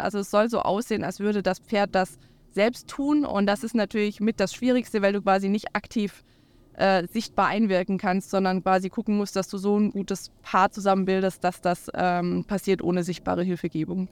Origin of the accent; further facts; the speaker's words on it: Swabia, Baden-Württemberg, Germany; now in Schleswig-Holstein, Germany; ich bin aus Schwaben